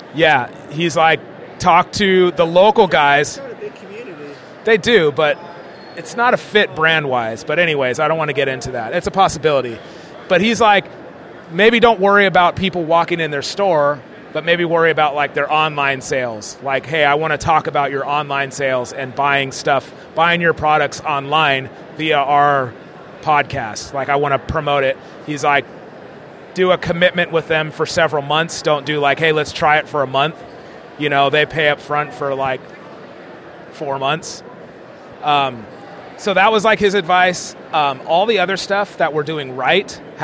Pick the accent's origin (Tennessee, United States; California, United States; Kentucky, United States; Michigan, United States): California, United States; we talk naturally because we're from California. Like, dope, fool